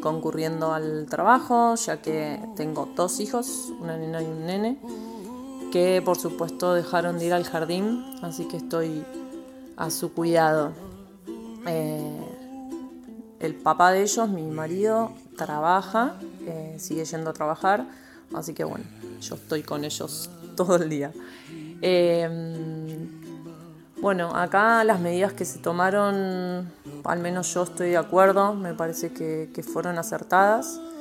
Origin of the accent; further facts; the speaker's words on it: Argentina; also born or lived in Burzaco, Buenos Aires; argentina. Vivo en Buenos Aires, más específicamente en Bursaco, en el sur del conurbano bonaerense.